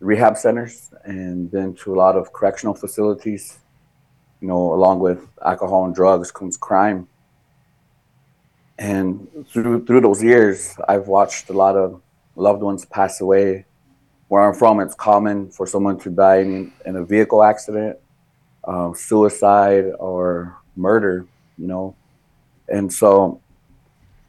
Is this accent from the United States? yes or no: yes; Rosebud Sioux Indian Reservation, South Dakota, United States; now in Cass Lake, United States; I was born and raised in South Dakota on the, what is called the Rosebud Sioux Tribe, Rosebud Sioux Indian Reservation. It's in South Central South Dakota.